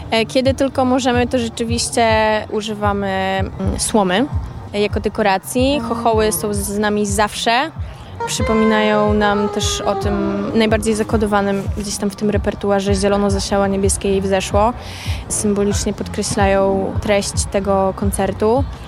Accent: Biłgoraj, Lublin Voivodeship, Poland; moved away as an adult; also born or lived in Tricity (Gdańsk-Gdynia-Sopot); now in Tricity, Poland; Ja jestem z Biłgoraja. Przeprowadziłam się na studia do Trójmiasta i tak już tu zostałam.

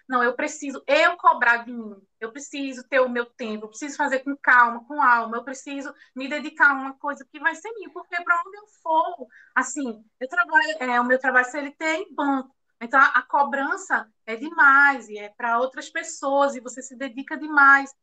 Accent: Recife, Pernambuco, Brazil; now in Caruaru, Brazil; eu sou de Recife, nasci em Recife, Pernambuco, mas hoje eu moro em Caruaru

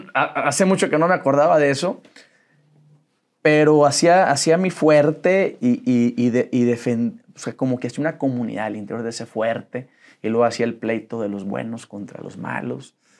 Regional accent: Saltillo, Coahuila, Mexico; also born or lived in Monterrey; Soy de Saltillo. Nací ahí en Saltillo, Coahuila

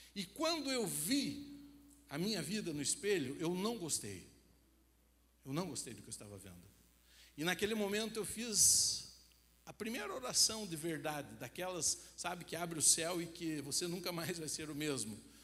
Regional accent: Rio Branco do Sul, Paraná, Brazil; na minha cidade, como eu falei, é uma cidade pequena

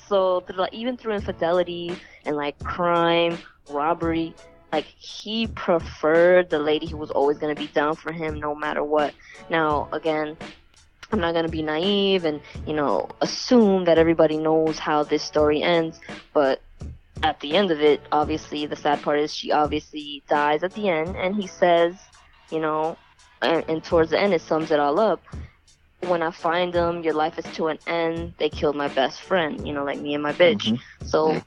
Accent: the South, United States; I grew up in the South

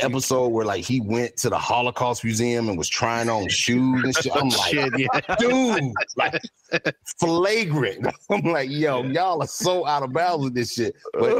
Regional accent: the South, United States; I'm just like, I'm from the South.

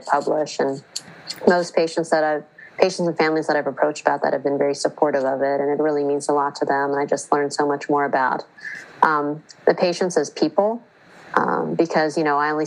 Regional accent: United States; first language English; I was born and raised in the United States. I only speak English

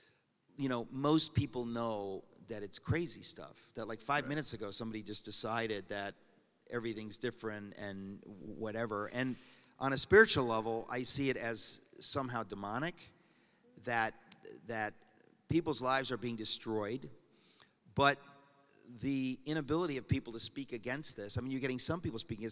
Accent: Danbury, Connecticut, United States; I grew up in Danbury, Connecticut. It's my hometown

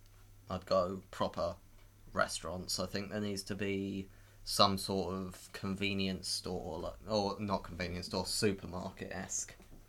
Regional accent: United Kingdom; Look, I'm very British, okay? I'm very British.

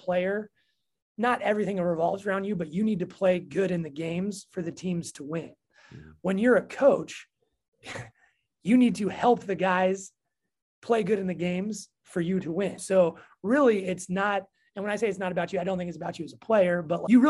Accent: Sacramento, California, United States; moved away as an adult; also born or lived in Sonoma / Chico; now in Montana, United States; I grew up in Sacramento

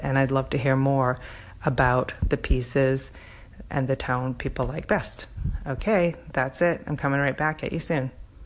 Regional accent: Canada; now in Seattle, United States; Me growing up in Canada

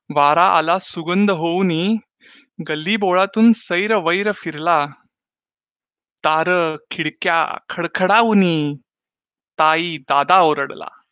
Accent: Pune, Maharashtra, India; moved away; मी पुण्याचा

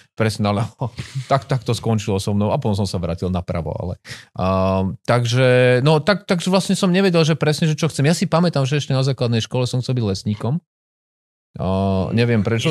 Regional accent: Žilina, Žilina Region, Slovakia; Ja som sa narodil v Žiline.

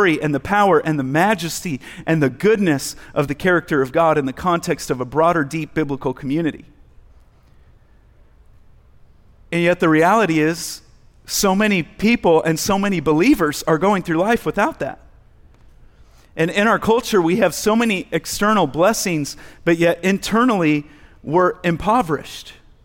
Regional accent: United States; just being an American male

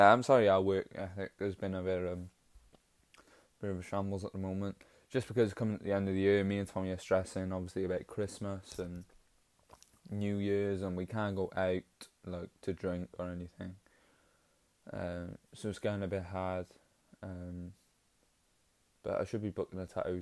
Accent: Welsh, Wales, United Kingdom; We're just Welsh.

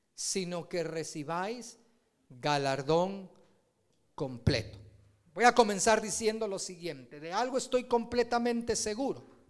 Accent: Guatemala; uno como guatemalteco

